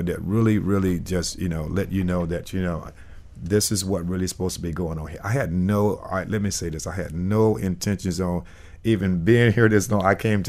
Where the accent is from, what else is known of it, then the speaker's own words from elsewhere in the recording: Miami, Florida, United States; I grew up in Miami for a while, for a long while, and went to school here. And then I went away to Carolina